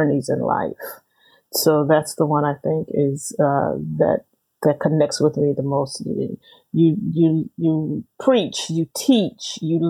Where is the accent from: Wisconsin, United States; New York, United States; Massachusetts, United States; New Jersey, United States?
New York, United States; New York City; I grew up in the Brooklyn of the smoke-filled rooms, of machine politics.